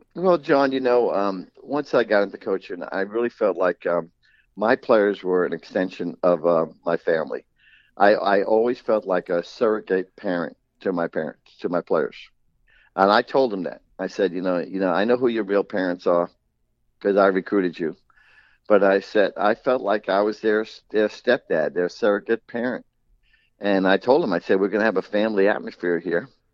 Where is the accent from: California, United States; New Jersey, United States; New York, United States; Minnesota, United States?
New York, United States; New York City; moved away; I grew up in New York City, and I was a product of, of New York schoolyard basketball